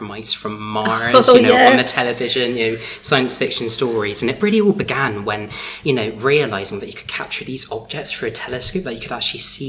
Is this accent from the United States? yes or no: no; Somerset, South West England, United Kingdom; I'm a recognised landscape astro photographer from Somerset